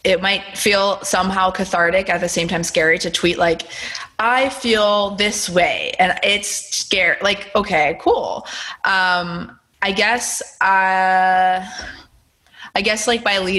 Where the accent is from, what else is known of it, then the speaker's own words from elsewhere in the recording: Pennsylvania, United States; now in Los Angeles, United States; I grew up in Pennsylvania